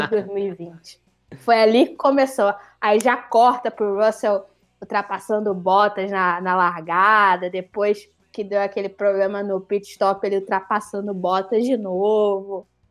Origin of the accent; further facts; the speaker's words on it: Niterói, Rio de Janeiro, Brazil; moved away; água de Niterói, que é a que é a companhia de água lá da minha cidade natal